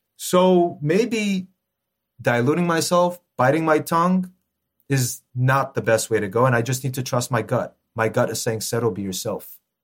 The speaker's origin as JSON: {"language": "English", "town": "Los Angeles", "region": "California", "country": "United States", "tie": "born or raised there", "said": "I'm born and raised in L A, but my roots, very strong Armenian roots"}